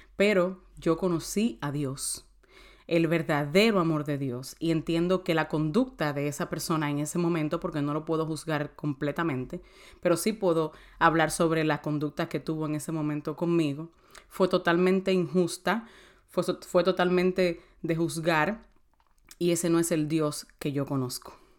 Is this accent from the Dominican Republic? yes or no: yes; San Cristóbal, Dominican Republic; moved away; also born or lived in United States; Yo soy de San Cristóbal